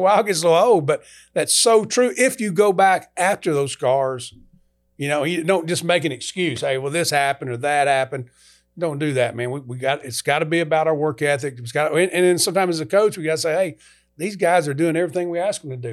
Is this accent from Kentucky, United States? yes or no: yes; Kentucky, United States; moved away; also born or lived in LaGrange, Georgia; go to the University of Kentucky, coach in S E C, my home state.